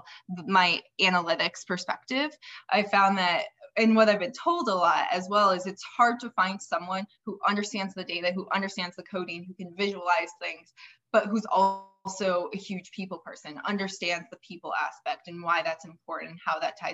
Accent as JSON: {"language": "English", "town": "Fargo", "region": "North Dakota", "country": "United States", "moved": "yes", "lives_now": "Arizona, United States", "said": "I am originally from Fargo, North Dakota"}